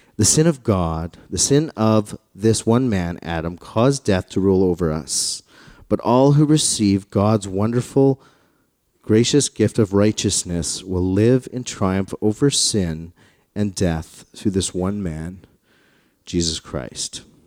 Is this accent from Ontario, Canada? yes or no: no; Calgary, Alberta, Canada; I grew up in the West. I grew up in, in Calgary.